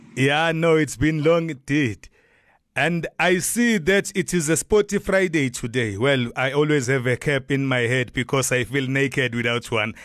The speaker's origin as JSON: {"language": "English", "town": "Durban", "region": "KwaZulu-Natal", "country": "South Africa", "moved": "yes", "lives_now": "Gauteng, South Africa", "said": "I'm a boy from Chesterville, from Durban, from KwaZulu Natal"}